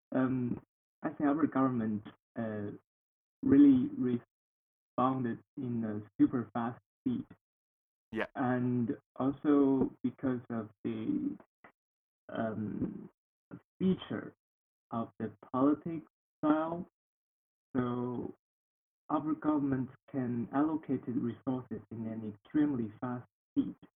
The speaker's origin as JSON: {"language": "English", "region": "Heilongjiang", "country": "China", "tie": "born or raised there", "second_language": "English", "said": "my hometown is uh, located uh, in the northeast part of China. Uh-huh. Uh, so we we call it Heilongjiang Province"}